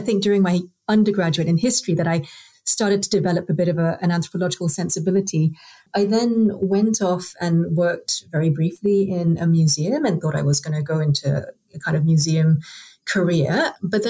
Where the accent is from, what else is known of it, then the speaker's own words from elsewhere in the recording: Singapore; now in United Kingdom; I grew up in Singapore where nobody had ever heard of social anthropology.